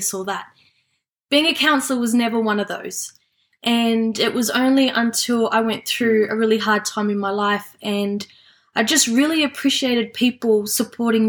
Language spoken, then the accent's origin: English; Sydney, New South Wales, Australia; I was born and live in Western Sydney